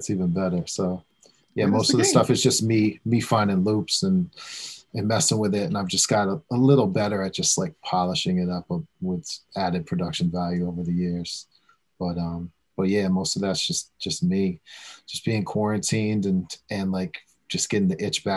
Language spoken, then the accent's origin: English; Westchester, New York, United States; We're both from Westchester, just kind of grew up on similar stuff